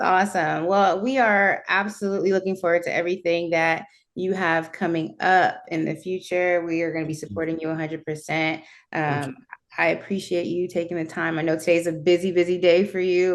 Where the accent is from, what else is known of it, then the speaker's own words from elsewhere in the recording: Jamaica; I'm Jamaican